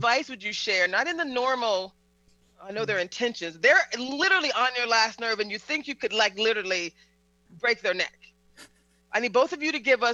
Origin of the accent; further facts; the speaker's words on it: the South, United States; I'm Southern, I'm from the South